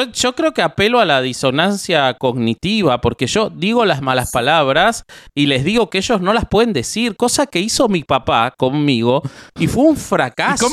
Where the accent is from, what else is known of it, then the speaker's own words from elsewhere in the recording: Argentina; yo soy argentino